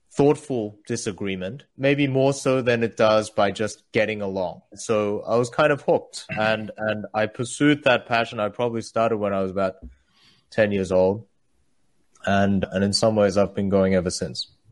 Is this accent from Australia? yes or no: yes; Australia; English is a second language; also born or lived in South Korea; I moved from South Korea, where I was born, to Australia when I was eight